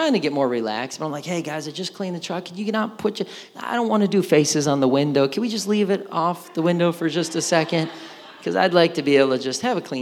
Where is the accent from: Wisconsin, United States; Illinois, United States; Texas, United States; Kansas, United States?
Wisconsin, United States; moved away; I grew up in Wisconsin